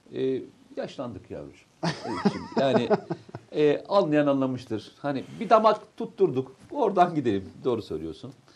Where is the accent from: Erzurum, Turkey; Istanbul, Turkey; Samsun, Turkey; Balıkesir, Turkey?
Samsun, Turkey; moved away; bir Samsunlu olarak Samsun'a geliyorum.